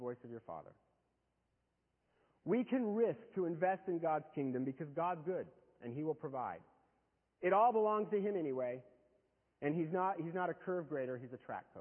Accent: United States; I was born in America to good parents

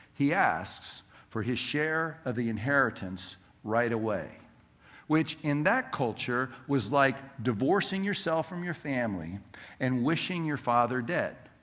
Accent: Southern California, United States; Growing up in Southern California, our house property was uh, bordered by two different neighbors

